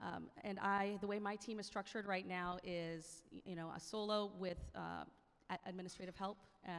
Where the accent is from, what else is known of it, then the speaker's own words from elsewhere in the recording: Tampa, Florida, United States; I am from Tampa, Florida.